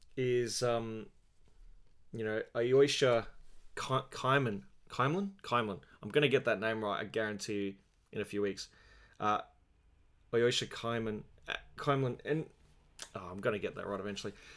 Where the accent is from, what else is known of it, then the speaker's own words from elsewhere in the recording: Australia; As an Australian